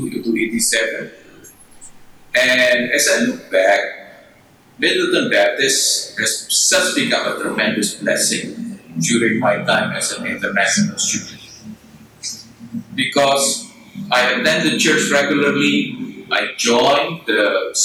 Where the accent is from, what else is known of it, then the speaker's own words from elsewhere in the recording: Indonesia; also born or lived in Madison, Wisconsin; I came back to Indonesia